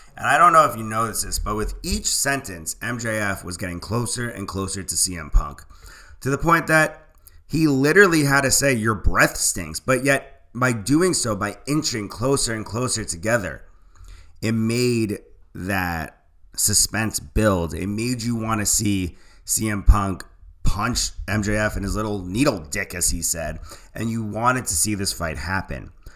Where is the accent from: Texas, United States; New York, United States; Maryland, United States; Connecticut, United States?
New York, United States; Long Island; my hometown and my home area